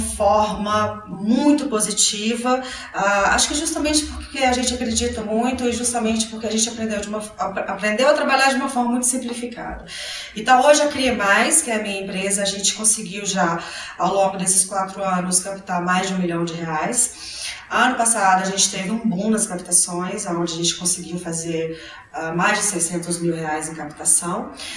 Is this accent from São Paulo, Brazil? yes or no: no; Belo Horizonte, Minas Gerais, Brazil; eu sou mineira, sou de Belo Horizonte